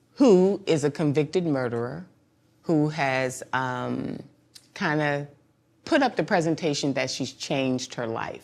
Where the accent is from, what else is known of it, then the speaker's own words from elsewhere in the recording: Mount Vernon, New York, United States; also born or lived in Bronx, New York; I'm from mon-, money earning Mount Vernon